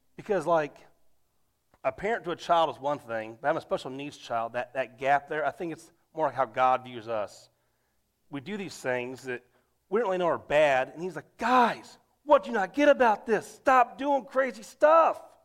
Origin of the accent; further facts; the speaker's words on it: United States; being an American